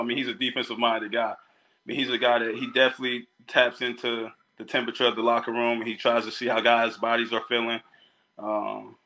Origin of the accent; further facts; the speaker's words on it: Dallas, Texas, United States; I'm from Dallas. You know, I'm currently in Dallas right now